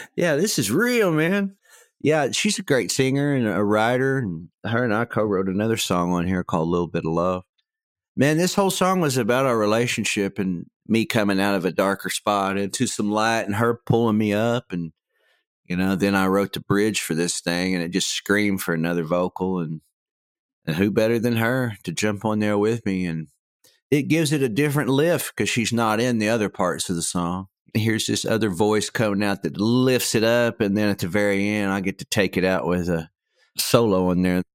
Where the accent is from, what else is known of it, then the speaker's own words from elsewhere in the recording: Tecumseh, Oklahoma, United States; also born or lived in Stillwater, Oklahoma; where I grew up in Tecumseh, you could hear the highway from our house